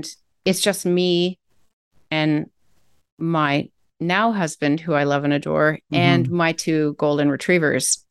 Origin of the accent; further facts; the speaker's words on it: Canada; I'm a Canadian citizen doing work in the States.